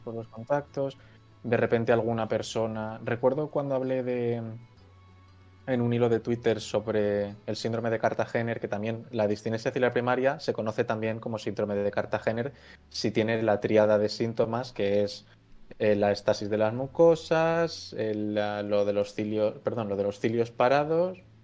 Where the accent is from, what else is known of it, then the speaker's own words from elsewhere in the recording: Valencia, Valencian Community, Spain; moved away as an adult; now in Zaragoza, Spain; ahora mismo estoy viviendo en Zaragoza, pero soy de Valencia.